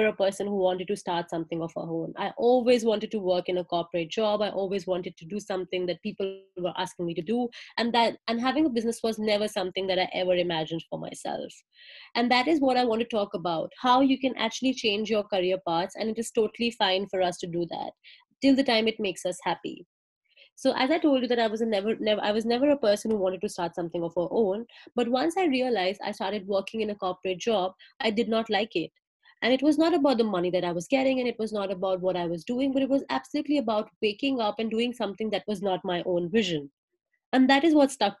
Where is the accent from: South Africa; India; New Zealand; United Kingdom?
India; moved away as an adult; now in Melbourne, Australia; I'm from India and now I'm living in Melbourne, Australia